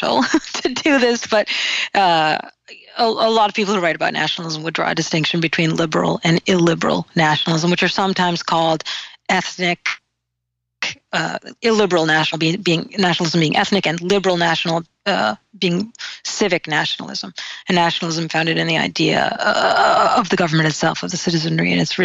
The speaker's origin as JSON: {"language": "English", "region": "New England", "country": "United States", "said": "I so am a New Englander. Like, I understand myself as a New Englander."}